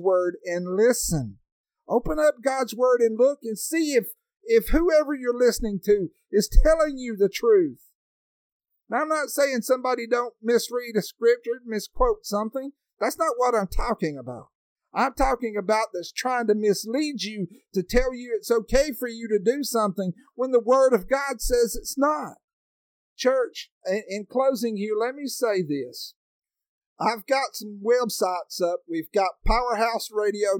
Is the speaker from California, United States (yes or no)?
no; Alabama, United States; I'm from Alabama. I live on top of a mountain that's called Sand Mountain.